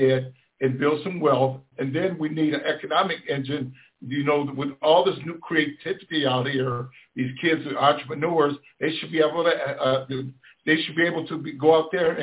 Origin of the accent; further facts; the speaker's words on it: Detroit, Michigan, United States; I grew up in Detroit. I was born and raised in Black Bottom